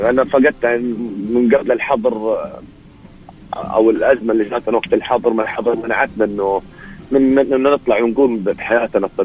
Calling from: Yanbu, Medina Province, Saudi Arabia; ينبع البحر

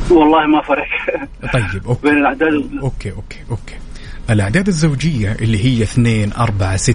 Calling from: Riyadh, Riyadh Province, Saudi Arabia; والله من الرياض يا طيب

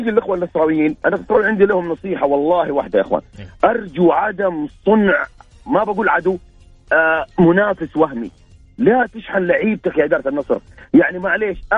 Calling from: Jeddah, Makkah Province, Saudi Arabia; من جده

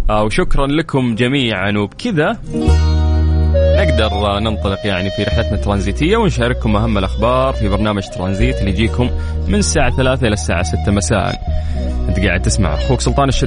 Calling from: Egypt; انا … من مصر متواجد في الشمال بمناسبه اني خريج كليه القران الكريم

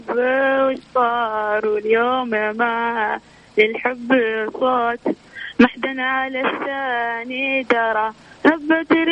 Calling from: Riyadh, Riyadh Province, Saudi Arabia; والله من الرياض

